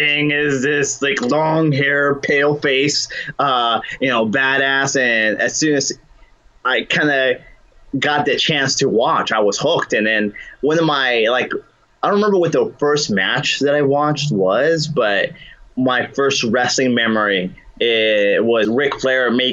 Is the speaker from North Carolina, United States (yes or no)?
no; Covina, California, United States; I grew up in Covina